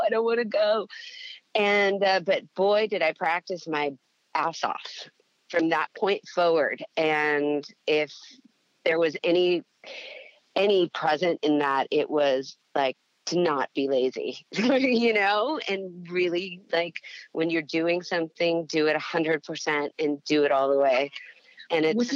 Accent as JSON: {"language": "English", "town": "Las Vegas", "region": "Nevada", "country": "United States", "tie": "born or raised there", "said": "I grew up in Las Vegas"}